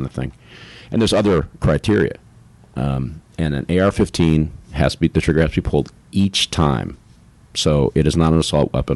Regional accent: United States; I'm an American citizen

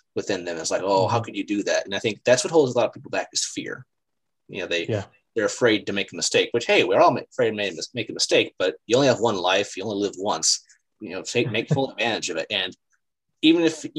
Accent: United States; also born or lived in China; I'm still American

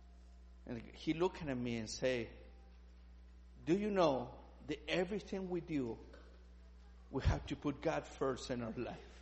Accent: Chile; English is a second language; moved away; I'm from Chile

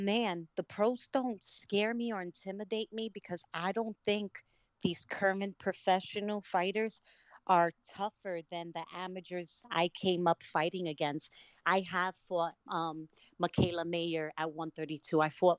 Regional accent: Brooklyn, New York, United States; also born or lived in Connecticut, United States; I'm originally from Brooklyn, New York, and my mom had moved us to Connecticut, and that's where I learned about amateur boxing

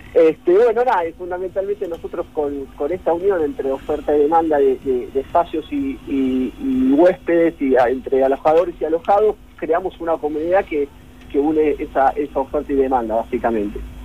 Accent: Mar del Plata, Buenos Aires Province, Argentina; somos todos de Mar del Plata

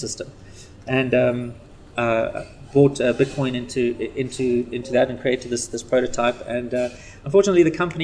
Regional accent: Zimbabwe; also born or lived in South Africa; I was born in Zimbabwe

